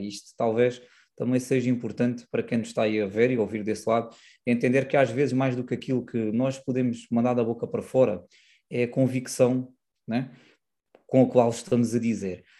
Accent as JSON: {"language": "Portuguese", "town": "Silves", "region": "Algarve", "country": "Portugal", "said": "sou do Algarve, mais propriamente de Silves"}